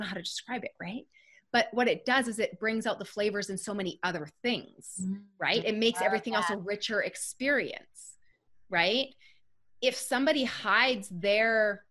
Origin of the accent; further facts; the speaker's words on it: Canada; I'm a Canadian girl